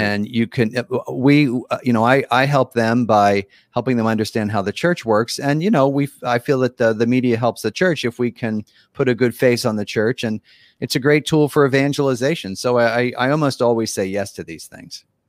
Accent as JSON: {"language": "English", "town": "Philadelphia", "region": "Pennsylvania", "country": "United States", "tie": "born or raised there", "also_born_or_lived": "East Africa", "said": "I'm from Philadelphia, which is on the East Coast of the United States. That's where my, I, you know, grew up"}